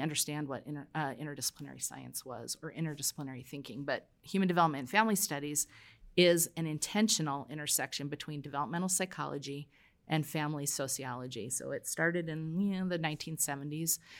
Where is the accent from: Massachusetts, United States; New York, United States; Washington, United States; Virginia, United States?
New York, United States; New York City; I was born in Brooklyn